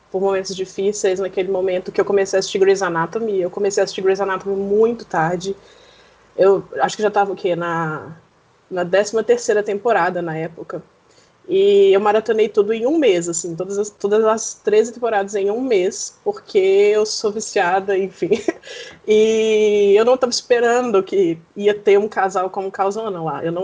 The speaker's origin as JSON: {"language": "Portuguese", "town": "Belo Horizonte", "region": "Minas Gerais", "country": "Brazil", "said": "eu tenho 25 anos, sou de Belo Horizonte, Minas Gerais"}